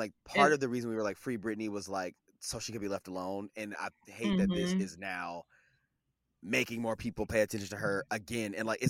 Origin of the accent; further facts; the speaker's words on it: Kansas City, Missouri, United States; I am from Kansas City, Missouri. I am not from Kansas.